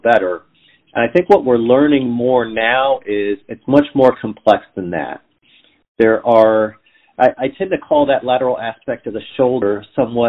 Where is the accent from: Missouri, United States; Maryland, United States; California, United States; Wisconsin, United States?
California, United States; Southern; moved away as an adult; also born or lived in Atlanta, Georgia; now in Cincinnati, United States; I grew up in Southern California